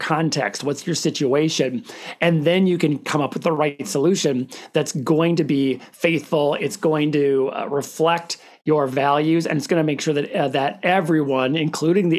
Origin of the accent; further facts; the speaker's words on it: Minnesota, United States; I'm from a teeny tiny town in northern Minnesota, close to International Falls